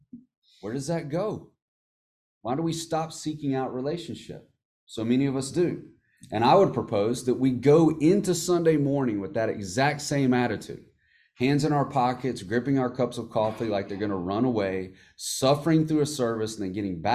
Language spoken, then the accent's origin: English; United States; as Americans, and as American Christians